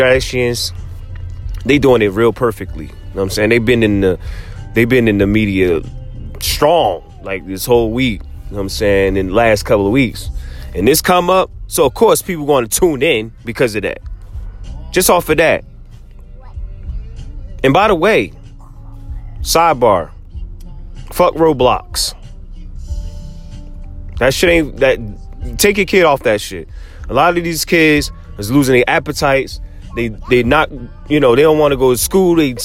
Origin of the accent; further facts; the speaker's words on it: New Jersey, United States; I'm from Jersey. 1,000,000%, born and raised